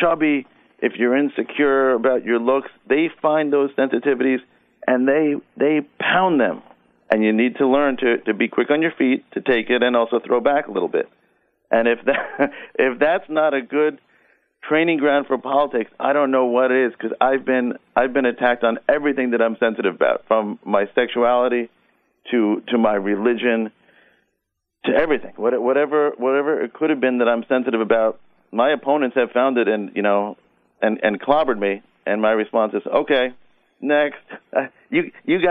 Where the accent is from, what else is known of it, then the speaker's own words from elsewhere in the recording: Long Island, New York, United States; When I was a teenager growing up on Long Island